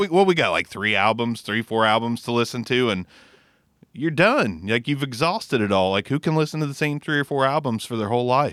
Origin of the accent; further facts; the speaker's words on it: Southern Ohio, United States; we're from Southern Ohio